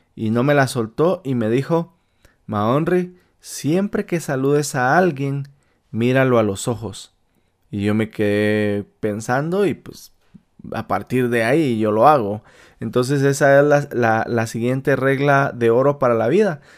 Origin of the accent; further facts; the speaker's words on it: Malacatán, San Marcos, Guatemala; now in Utah, United States; de mi pueblo natal de Malacatán, San Marcos, Guatemala